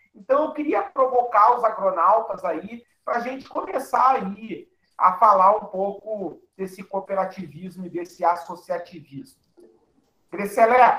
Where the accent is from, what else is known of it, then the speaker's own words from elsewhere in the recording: Cachoeira do Sul, Rio Grande do Sul, Brazil; a Copec de Cachoeira do Sul, minha cidade natal